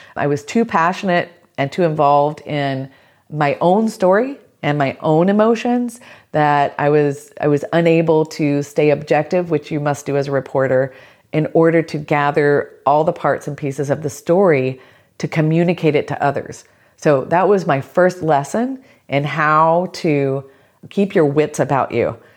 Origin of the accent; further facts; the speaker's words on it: South Georgia, United States; growing up in the South, growing up in South Georgia in a tiny town